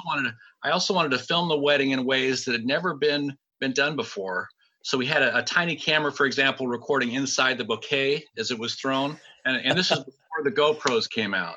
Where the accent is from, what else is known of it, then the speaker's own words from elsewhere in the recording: Sacramento, California, United States; I'm from Sacramento